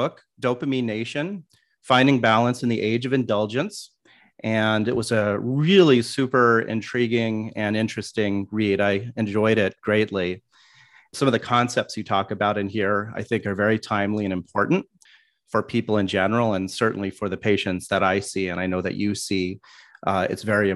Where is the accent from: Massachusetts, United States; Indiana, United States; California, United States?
California, United States; Palo Alto; I grew up in Palo Alto